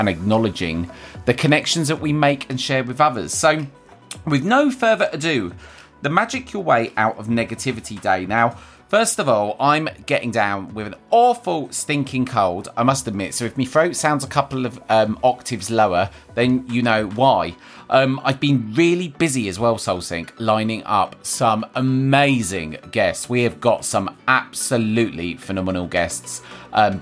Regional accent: United Kingdom; as British people

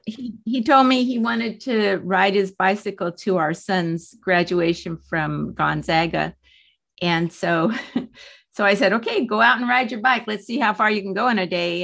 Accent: San Diego, California, United States; I was born in San Diego. I have lived here all my seventy-two years

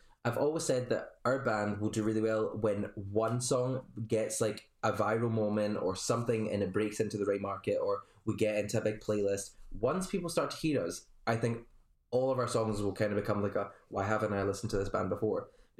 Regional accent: Scotland, United Kingdom; People have actually said, are you American? Like, thinking I'm from somewhere over there. I'm like, no. My accent just doesn't sound Scottish.

